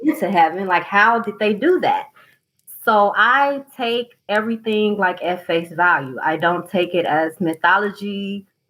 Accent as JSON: {"language": "English", "region": "southern United States", "country": "United States", "said": "I'm from the southern United States where we are cold but not snowing"}